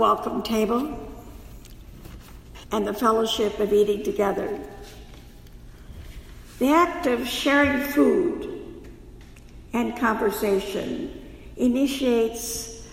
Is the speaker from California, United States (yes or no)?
no; South Dakota, United States; my home state of South Dakota